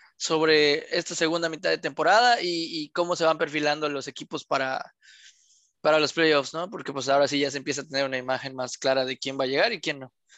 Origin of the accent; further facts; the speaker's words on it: Mexico; somos mexicanos